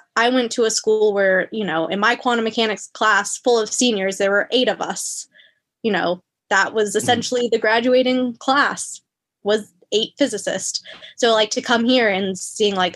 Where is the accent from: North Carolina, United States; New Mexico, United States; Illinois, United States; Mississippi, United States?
North Carolina, United States; Wilmington; moved away as an adult; also born or lived in Boone, North Carolina; now in Michigan, United States; I was from Wilmington, which is kind of like the beach area